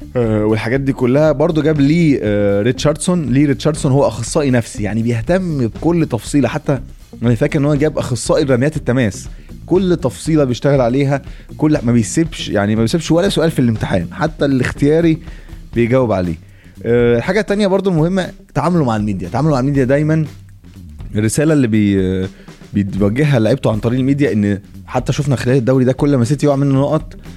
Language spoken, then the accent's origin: Arabic; Egypt